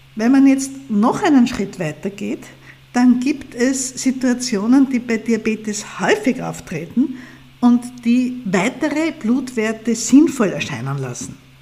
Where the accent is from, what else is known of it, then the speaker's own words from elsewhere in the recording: Austria; zumindest bei uns hier in Österreich